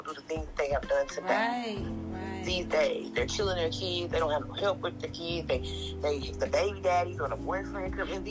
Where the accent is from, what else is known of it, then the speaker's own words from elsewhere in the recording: Fort Worth, Texas, United States; I'm 35 from Fort Worth